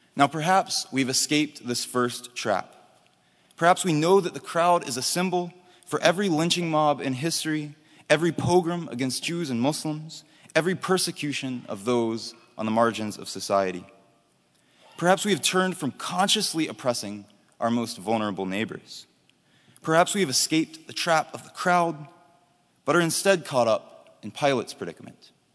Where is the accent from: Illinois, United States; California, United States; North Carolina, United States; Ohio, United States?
North Carolina, United States; Charlotte; my hometown of Charlotte, North Carolina